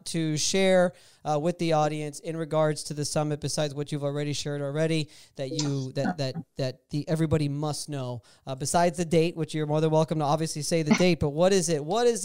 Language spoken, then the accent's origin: English; Miami, Florida, United States; now in Tampa, United States; I live in Tampa. I'm originally from Miami.